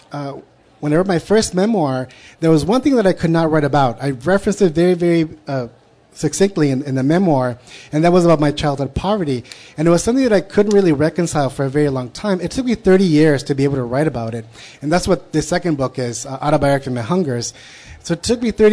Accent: United States; I'm a Chicano writer, I'm an American writer.

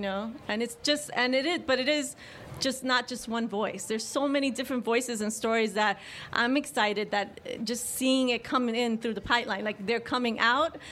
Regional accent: New York City, New York, United States; I'm from the Bronx I grew up there

